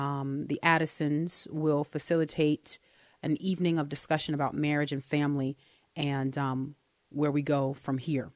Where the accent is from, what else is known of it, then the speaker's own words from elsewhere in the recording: United States; I'm American